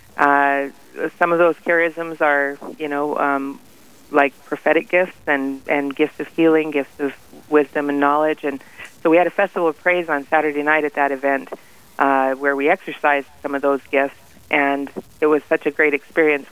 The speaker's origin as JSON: {"language": "English", "town": "Faith", "region": "South Dakota", "country": "United States", "said": "I'm from Faith"}